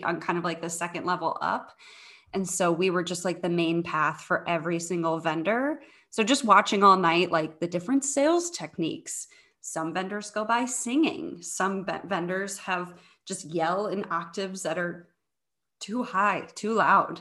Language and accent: English; St. Louis, Missouri, United States; now in Chicago, United States; I grew up in the St. Louis area